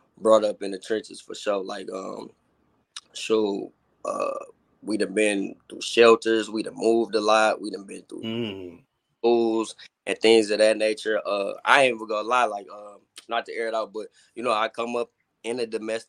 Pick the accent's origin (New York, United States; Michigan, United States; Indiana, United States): Michigan, United States; Detroit; I was brought up kind of like on both sides. I was brought up on the west side and the east side. So being young, I was back and forth. In the summertime, I would go to on the east side, like East Warren, 7 Mile